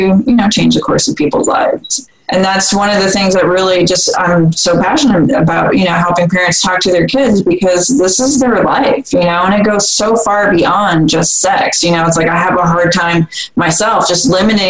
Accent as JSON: {"language": "English", "region": "Vermont", "country": "United States", "tie": "born or raised there", "said": "I grew up in Vermont, it's a liberal state"}